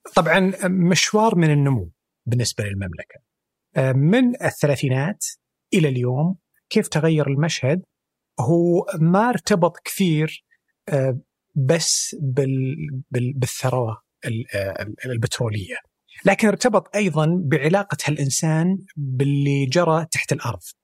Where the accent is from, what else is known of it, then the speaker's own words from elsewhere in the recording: Saudi Arabia; عندنا في السعوديه